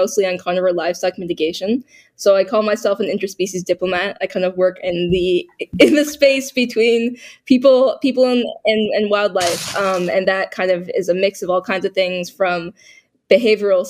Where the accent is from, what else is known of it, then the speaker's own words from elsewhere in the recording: Boston, Massachusetts, United States; I was born in Boston, so I was born in a very urban environment